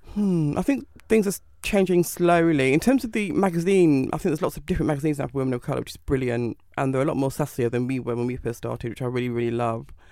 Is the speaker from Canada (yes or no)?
no; Manchester, North West England, United Kingdom; I'm from Manchester